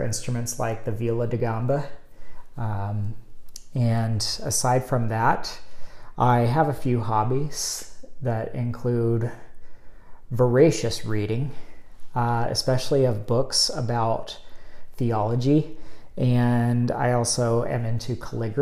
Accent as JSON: {"language": "English", "town": "Richardson", "region": "Texas", "country": "United States", "tie": "born or raised there", "also_born_or_lived": "Dallas, Texas / Fort Worth, Texas / Florida", "moved": "as an adult", "said": "I was born actually in the Dallas area and grew up in Richardson"}